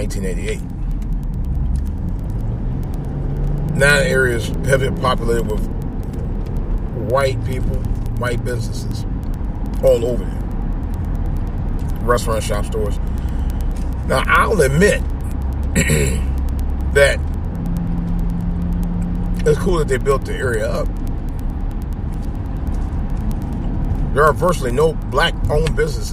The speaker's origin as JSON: {"language": "English", "town": "East Cleveland", "region": "Ohio", "country": "United States", "tie": "born or raised there", "said": "where I grew up in East Cleveland"}